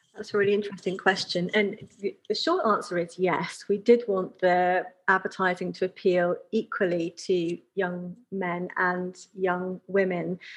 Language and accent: English; United Kingdom; we Brits